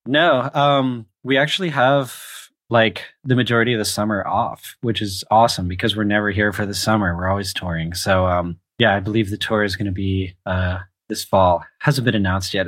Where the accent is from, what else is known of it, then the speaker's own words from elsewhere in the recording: Charlotte, North Carolina, United States; I grew up in Charlotte, North Carolina